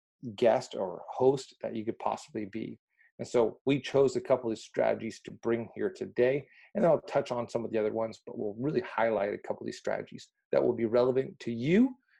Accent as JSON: {"language": "English", "country": "Mexico", "tie": "born or raised there", "said": "So really going back to this, I grew up in Mexico and was really the proverbial fish out of water, did not fit in anywhere."}